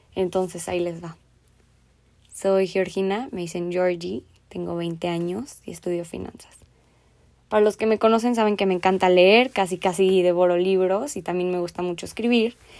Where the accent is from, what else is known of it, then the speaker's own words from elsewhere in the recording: Mexico; Me apasiona creer en mi país, me apasiona el cambio, yo pienso que todavía hay mucho potencial aquí